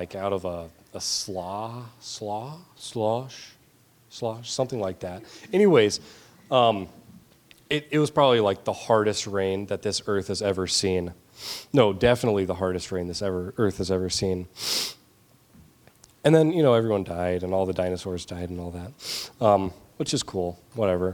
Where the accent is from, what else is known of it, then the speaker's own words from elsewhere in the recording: Georgia, United States; now in St. Paul, United States; I'm from Georgia. Nothing freezes there.